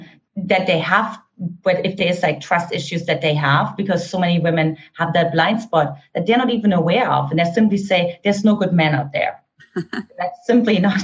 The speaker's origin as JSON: {"language": "English", "region": "East Germany", "country": "Germany", "tie": "born or raised there", "second_language": "English", "moved": "yes", "said": "I grew up in an Eastern German household, for those of you who couldn't detect my accent"}